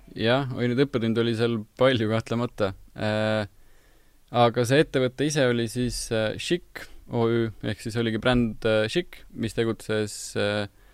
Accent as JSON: {"language": "Estonian", "town": "Tallinn", "region": "Harju County", "country": "Estonia", "said": "pigem, pigem Tallinnast"}